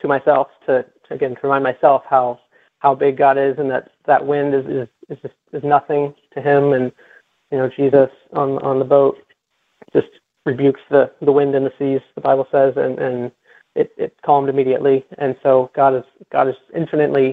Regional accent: Midwest, United States; now in South Florida, United States; And I grew up in the Midwest, and we had impressive storms there.

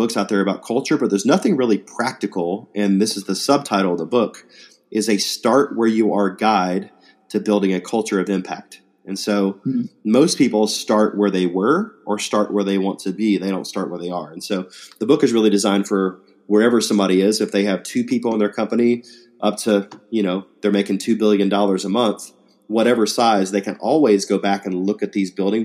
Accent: Atlanta, Georgia, United States; growing up in Atlanta

